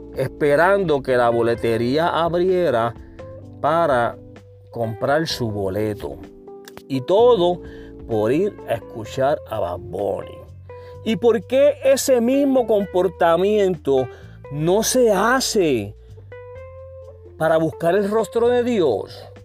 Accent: Puerto Rico; yo soy puertorriqueño

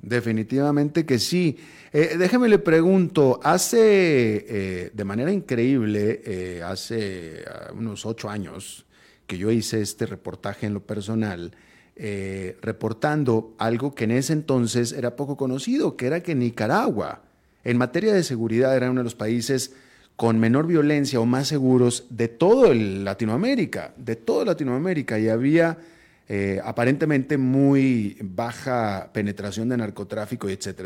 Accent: Mexico; Mis propios hijos, mis hijos son estadounidenses de nacimiento y siguen viviendo en Estados Unidos, pero son hijos de mexicanos.

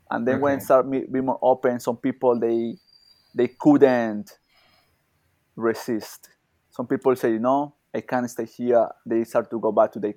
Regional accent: Colombia; English is a second language; moved away as an adult; also born or lived in Dubai; now in India; I born in Colombia, but I not living there for many years

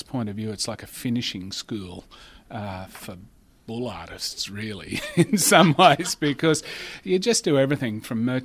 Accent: Warwick, Queensland, Australia; moved away as an adult; now in Rockhampton, Australia; born and bred in Warwick, on the Southern Downs

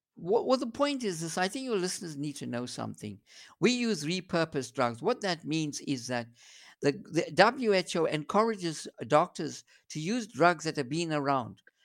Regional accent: South Africa; I'm a South African homegrown boy

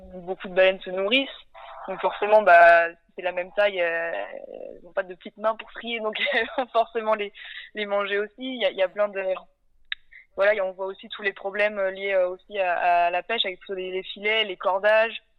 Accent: Nantes, Pays de la Loire, France; j'ai 28 ans, du coup je suis originaire de Nantes

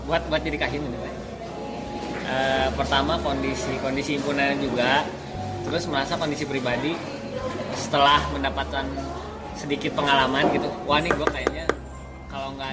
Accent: West Java, Indonesia; mencerminkan kita orang Sunda banget

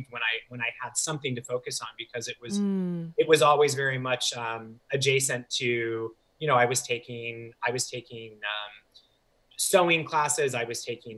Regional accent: St. Louis, Missouri, United States; moved away as an adult; also born or lived in Chicago; I grew up in St. Louis, and I was there

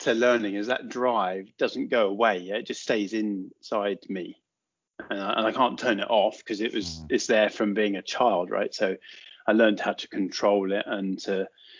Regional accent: Watford, East of England, United Kingdom; We grew up just outside Watford, so that's kind of where I was born, in Watford General Hospital

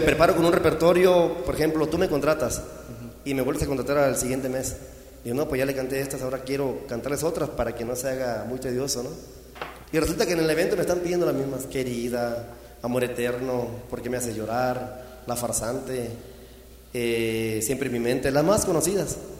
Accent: Chiapas, Mexico; Yo soy de Chiapas, originario de Chiapas.

